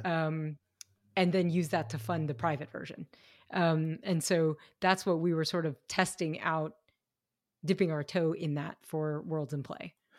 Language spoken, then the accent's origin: English; Kentucky, United States; I grew up in Kentucky